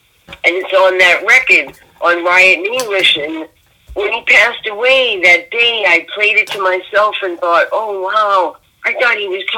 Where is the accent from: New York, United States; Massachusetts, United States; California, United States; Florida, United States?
Massachusetts, United States; Boston; So I'm from Boston.